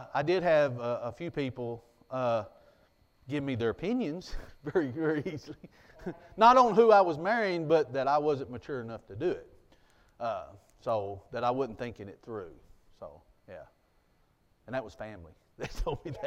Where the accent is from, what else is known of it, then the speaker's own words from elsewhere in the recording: United States; growing up in Jackson County like I did